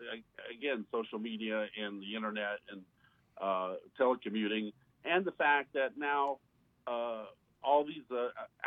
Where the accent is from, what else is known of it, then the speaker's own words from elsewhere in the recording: Indiana, United States; moved away as an adult; also born or lived in New York; now in Tampa, United States; I grew up in Indiana